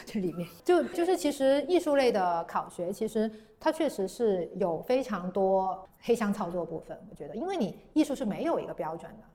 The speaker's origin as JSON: {"language": "Chinese", "town": "Guangzhou", "region": "Guangdong", "country": "China", "said": "我是广州人，然后我家也在广州"}